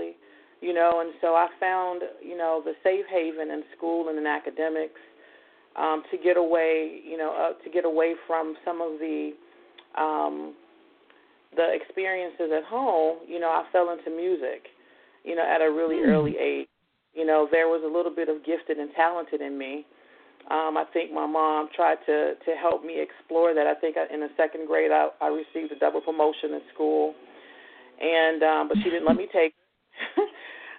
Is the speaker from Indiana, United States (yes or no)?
yes; Gary, Indiana, United States; Growing up in Gary was really an interesting time.